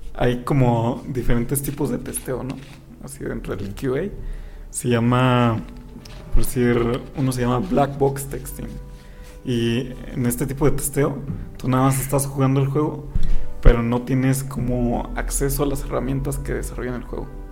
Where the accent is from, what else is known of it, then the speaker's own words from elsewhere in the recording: Mexico; Pedro y yo somos los mexicanos del equipo